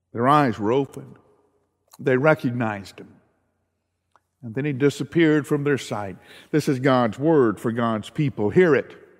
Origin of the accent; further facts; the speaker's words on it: the South, United States; I grew up in the South